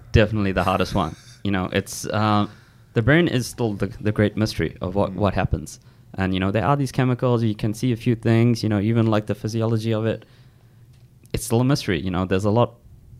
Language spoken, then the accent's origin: English; South Africa; moved away; I'm from South Africa